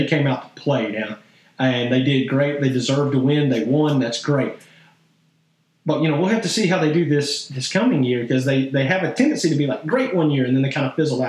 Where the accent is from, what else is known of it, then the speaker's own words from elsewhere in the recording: Arkansas, United States; I'm from Arkansas. I've always grown up with SEC